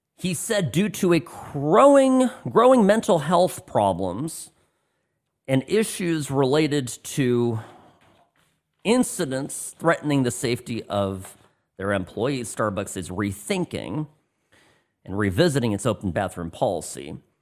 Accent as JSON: {"language": "English", "region": "California", "country": "United States", "moved": "as an adult", "lives_now": "Las Vegas, United States", "said": "my past life as a Californian"}